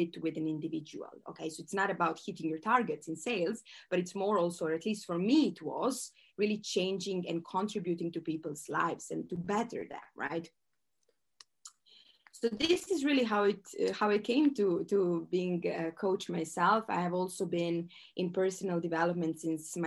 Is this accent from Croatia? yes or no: yes; Croatia; moved away as an adult; also born or lived in Switzerland; I am from Croatia. This is a small country